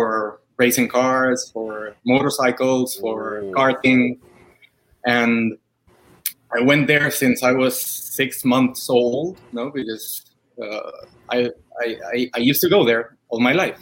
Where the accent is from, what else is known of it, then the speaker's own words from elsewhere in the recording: Lima, Peru; moved away; I grew in Lima. Back in Peru.